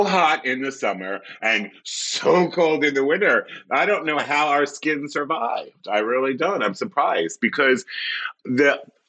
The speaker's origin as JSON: {"language": "English", "town": "Philadelphia", "region": "Pennsylvania", "country": "United States", "tie": "born or raised there", "also_born_or_lived": "Greenville, North Carolina", "moved": "yes", "lives_now": "Los Angeles, United States", "said": "I grew up in Philadelphia, Pennsylvania. Not born there, though. I was born in North Carolina, of all places."}